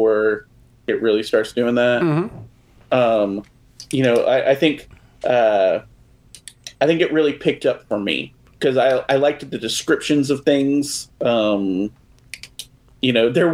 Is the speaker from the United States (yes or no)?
yes; Texas, United States; we're from Texas